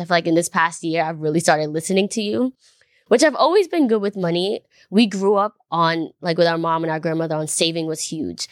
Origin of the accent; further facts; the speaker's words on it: New York, United States; I grew up in New York